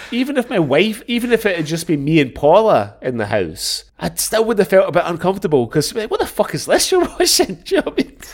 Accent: Glasgow, Scotland, United Kingdom; growing up in Glasgow

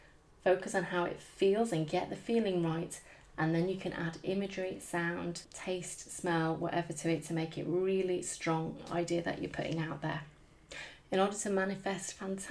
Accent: United Kingdom; I'm British

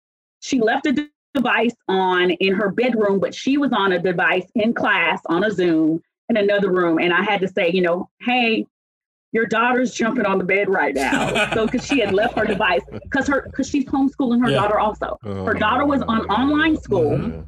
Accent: Lakenheath, East of England, United Kingdom; born there; I was born in Lakenheath, England, and then went back and went 7th, 8th, 9th, and 10th grade to Alconbury House School in England

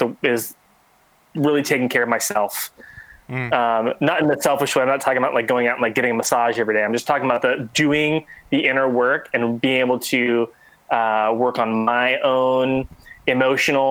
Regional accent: Texas, United States; moved away; also born or lived in San Diego area, California / Sacramento, California; I was born in Texas. And so I was kind of raised in really that Bible Belt area and that culture.

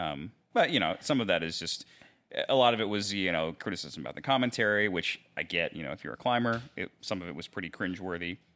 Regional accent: Mechanicsville, Maryland, United States; moved away as an adult; now in Dallas, United States; I'm originally from Maryland, a little place called Mechanicsville, which is in southern Maryland.

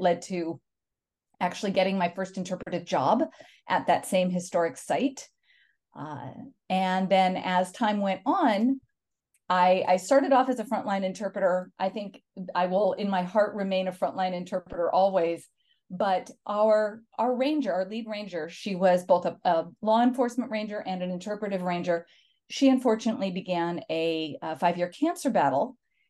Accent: Oregon City, Oregon, United States; moved away as an adult; now in Connecticut, United States; I am originally from the Pacific Northwest, and to this day, I consider myself an Oregonian. But we moved around a lot in life, and a job brought me to Connecticut, and I've been here since.

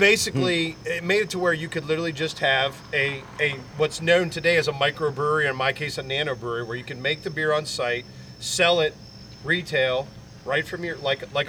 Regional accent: Northwestern Pennsylvania, United States; now in Harrisonburg, United States; So I'm from like an hour and a half south of Erie, two hours north of Pittsburgh. It's just north of absolutely nowhere.

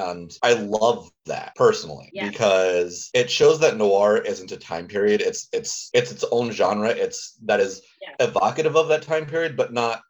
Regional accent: Indiana, United States; I grew up in Indiana and I agree with her.

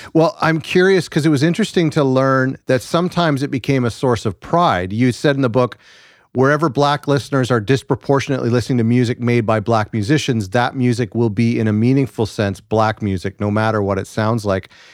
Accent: Canada; as a Canadian, a white Canadian

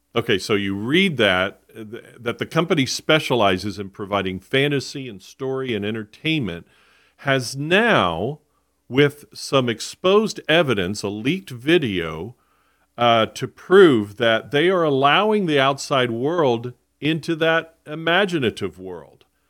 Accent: South Florida, United States; I was born and raised in Florida. I grew up in South Florida.

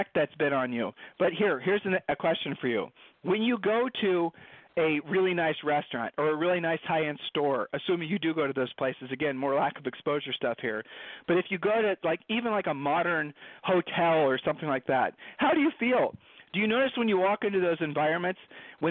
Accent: Columbus, Ohio, United States; Julie and I were growing up in Columbus, Ohio.

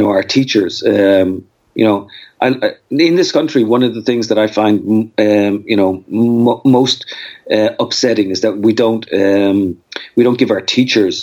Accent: Dublin, Leinster, Ireland; moved away as an adult; also born or lived in Austin, Texas / Brenham, Texas; now in United States; I grew up in Dublin

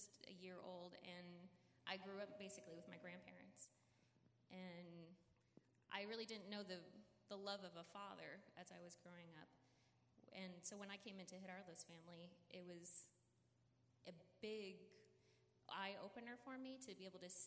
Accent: California, United States; I was born here in the United States, here in California

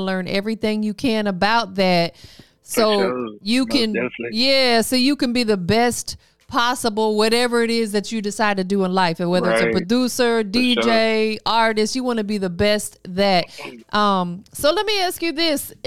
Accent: Florida, United States; moved away; me growing up in Florida

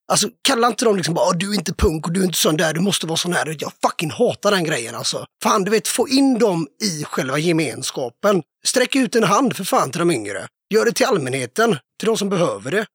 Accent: Kungsbacka, Halland County, Sweden; moved away as an adult; also born or lived in Varberg; now in Mölndal, Sweden; Jag är från Kungsbacka, så det är ju kranskommun kan man säga. Men jag bor i Mölndal

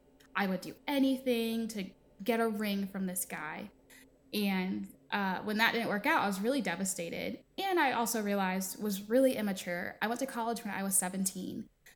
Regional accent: East Coast, United States; Growing up, again, I was raised on the East Coast. So I live in the South now. And being raised on one coast versus another are very, very obvious differences.

